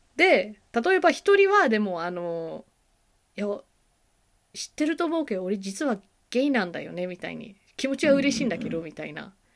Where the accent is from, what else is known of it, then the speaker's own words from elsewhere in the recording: United States; アジア系アメリカ人として